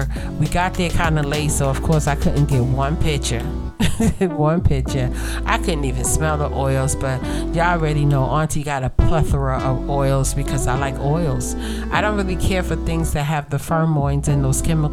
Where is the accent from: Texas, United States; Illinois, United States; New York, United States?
New York, United States; New York City; Growing up in Brooklyn